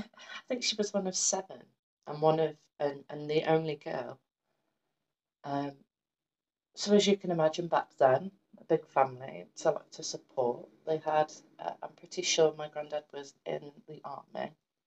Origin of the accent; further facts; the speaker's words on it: Shrewsbury, West Midlands, United Kingdom; born there; So, I was born in Shrewsbury around mid-December 1995.